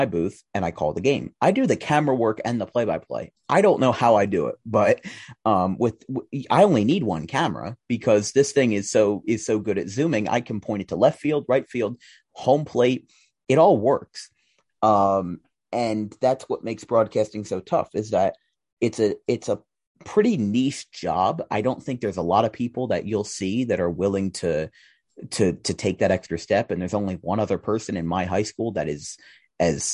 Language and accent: English; Audubon, New Jersey, United States; I was doing district games from my hometown in Audubon last year